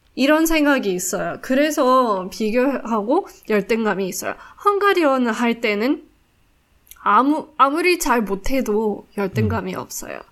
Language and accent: Korean; South Africa; Korean is a second language; now in Singapore; 100% 남아공 사람